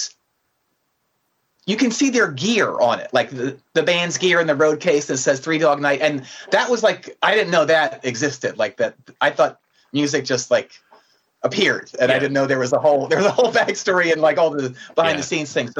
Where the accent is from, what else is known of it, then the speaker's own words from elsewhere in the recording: 35 miles northwest of Philadelphia, Pennsylvania, United States; I grew up about 35 miles northwest of Philadelphia, but it was very far removed from the city